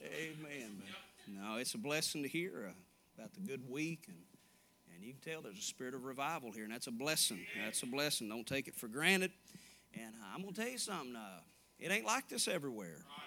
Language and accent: English; Little Rock, Arkansas, United States; also born or lived in Asheboro, North Carolina; now in Dyersburg, United States; I grew up in Little Rock, Arkansas